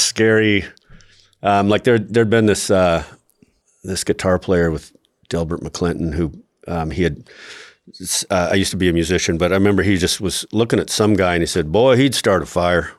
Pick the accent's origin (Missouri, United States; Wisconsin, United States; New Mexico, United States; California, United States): New Mexico, United States; Albuquerque; different people that I knew growing up in Albuquerque